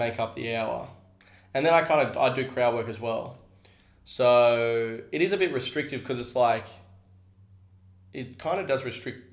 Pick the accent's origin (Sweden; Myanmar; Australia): Australia; Sydney, New South Wales; I'm from Sydney